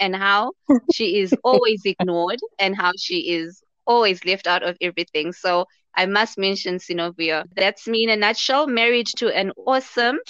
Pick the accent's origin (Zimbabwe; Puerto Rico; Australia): Zimbabwe; I'm also from Zimbabwe